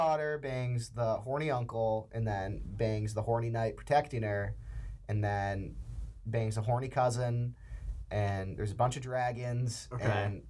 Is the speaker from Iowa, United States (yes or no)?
no; Cape Cod, Massachusetts, United States; I'm from the Cape. First year here at Roger Williams.